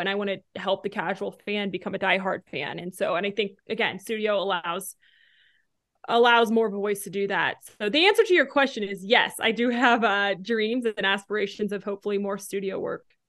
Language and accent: English; Denver, Colorado, United States; moved away as an adult; also born or lived in Fayetteville, Arkansas / Casper, Wyoming; I grew up in Denver